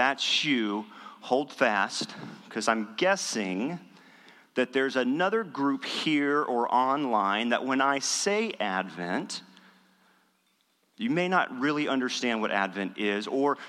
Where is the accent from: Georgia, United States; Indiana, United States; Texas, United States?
Texas, United States; West; also born or lived in Dallas; I grew up in West Texas, and the church that I grew up in, as far as I can recall, we never had an Advent season. We never recognized Advent.